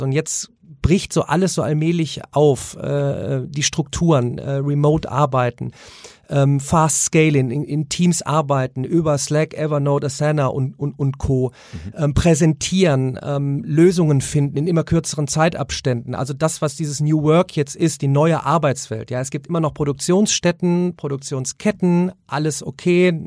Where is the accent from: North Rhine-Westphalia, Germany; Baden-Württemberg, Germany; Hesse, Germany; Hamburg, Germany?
North Rhine-Westphalia, Germany; Remscheid; ich komme aus Remscheid in der Nähe von Köln